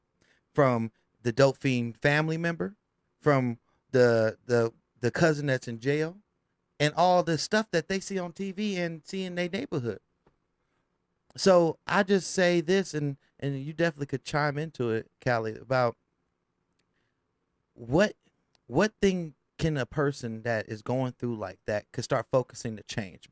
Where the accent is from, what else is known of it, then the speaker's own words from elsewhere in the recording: Richmond, California, United States; I'm from South Richmond